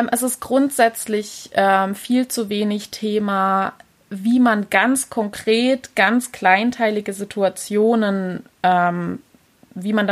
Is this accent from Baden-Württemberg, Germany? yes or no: yes; Pforzheim, Baden-Württemberg, Germany; aber genau, ich komme aus der Pforzheimer Gegend.